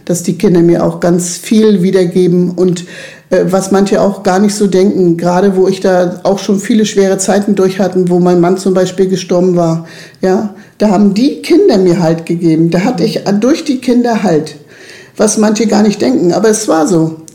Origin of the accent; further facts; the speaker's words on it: Mals, Trentino-Alto Adige, Italy; ich bin hier in Malles in meinem Haus geboren und ich möchte auch hier bleiben, ich möchte hier gar nicht weg.